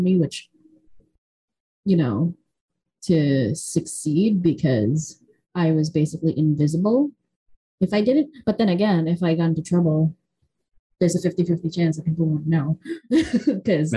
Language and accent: English; Philippines; moved away; when I was growing up in the Philippines, I was one of those recipients of those boxes